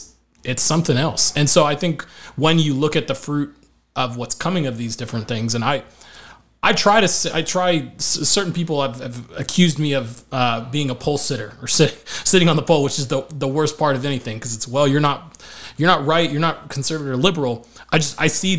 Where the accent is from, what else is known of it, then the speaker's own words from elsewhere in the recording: St. Paul, Minnesota, United States; now in Fort Worth, United States; I was born in St. Paul